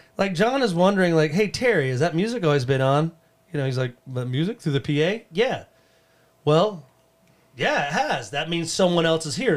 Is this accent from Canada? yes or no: yes; Canada; I'm from Canada